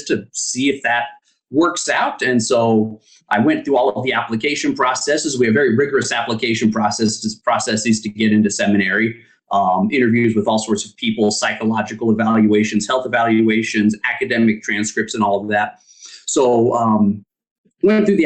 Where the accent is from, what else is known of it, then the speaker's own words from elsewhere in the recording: Cheyenne, Wyoming, United States; now in Newcastle, United States; Dad was military. That moved us to Cheyenne when I was really young, and that was the only place I remember. So okay. Yeah, raised in Cheyenne